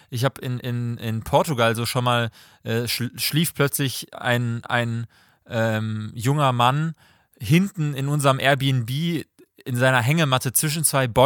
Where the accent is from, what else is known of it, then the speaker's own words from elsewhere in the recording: Leipzig, Saxony, Germany; born there; und ich komme gebürtig aus Leipzig.